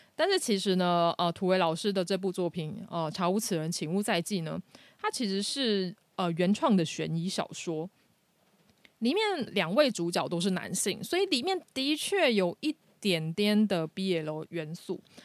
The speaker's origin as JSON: {"language": "Chinese", "country": "Taiwan", "said": "这个并不是我们台湾人平常会用的词"}